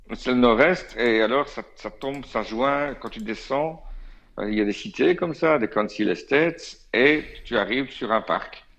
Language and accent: French; Belgium; je suis belge